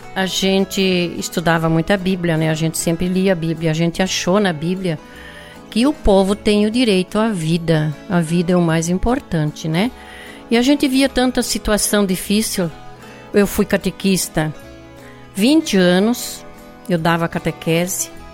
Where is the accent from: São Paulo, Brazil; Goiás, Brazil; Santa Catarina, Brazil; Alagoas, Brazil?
Santa Catarina, Brazil; Taió; now in Ampére, Brazil; Eu nasci em Santa Catarina, em no município Taió